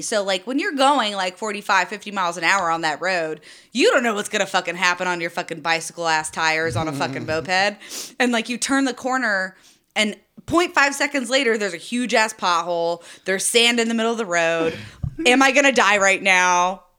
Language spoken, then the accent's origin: English; Louisa, Virginia, United States; moved away; my hometown, like in Louisa, because there's like lots of like windy back roads. But they're paved well, and also I know them like the back of my hand.